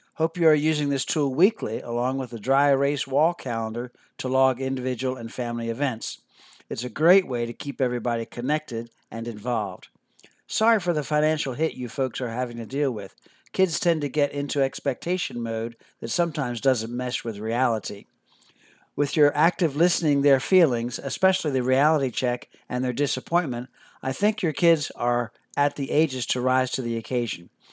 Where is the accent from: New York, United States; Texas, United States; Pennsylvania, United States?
Pennsylvania, United States; Philadelphia; I grew up near Philadelphia, Pennsylvania